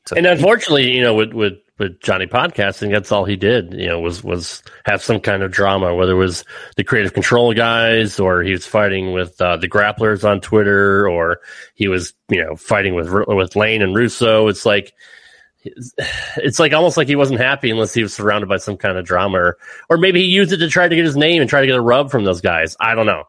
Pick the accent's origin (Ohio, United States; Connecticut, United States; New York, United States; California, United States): Connecticut, United States; growing up in Connecticut myself, like in the Northeast